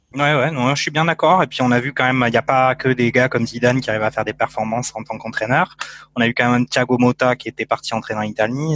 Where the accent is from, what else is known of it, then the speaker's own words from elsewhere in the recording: France; en tant que Français